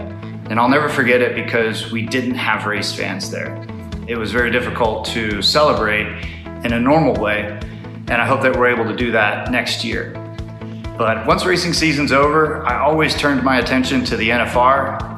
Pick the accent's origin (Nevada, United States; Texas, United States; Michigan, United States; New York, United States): Nevada, United States; Las Vegas; Las Vegas is my hometown.